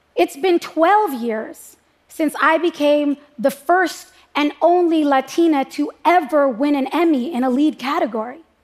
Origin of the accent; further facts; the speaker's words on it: United States; I'm an American